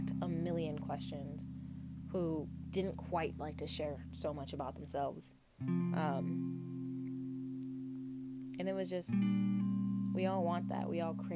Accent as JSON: {"language": "English", "country": "United States", "tie": "born or raised there", "said": "I grew up in the States."}